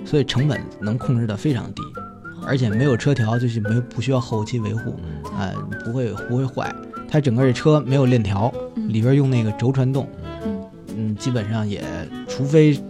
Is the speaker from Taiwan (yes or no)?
no; Xianghe, Hebei, China; 我们老家的香河肉饼